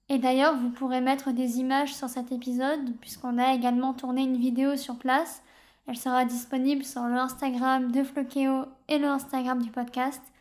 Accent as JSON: {"language": "French", "country": "France", "said": "Et donc Lombok, c'est vrai que nous, en tant que Français, à moins d'être déjà venus à Bali ou en Indonésie"}